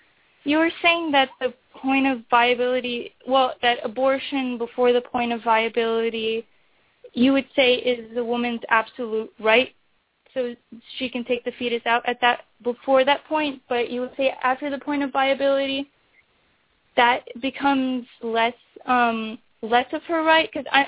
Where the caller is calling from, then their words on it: Seattle, Washington, United States; I'm calling from Seattle, Washington.